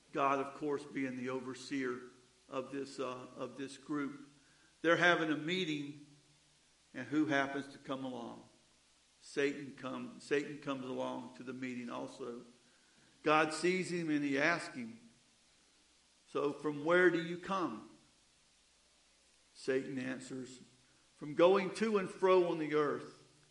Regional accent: the South, United States; Growing up in the South, along the riverbanks

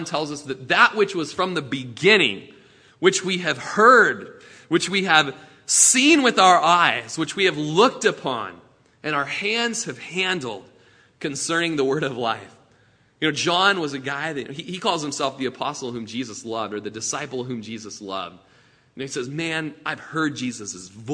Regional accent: Klamath Falls, Oregon, United States; I was born in Klamath Falls and raised in Klamath Falls

